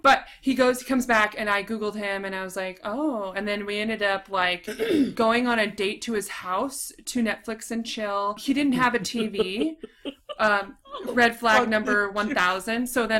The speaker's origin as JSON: {"language": "English", "region": "Southern California", "country": "United States", "said": "can you tell we're from Southern California?"}